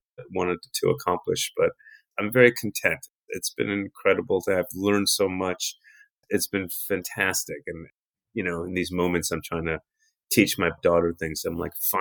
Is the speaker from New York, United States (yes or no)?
yes; New York City, New York, United States; I grew up in New York City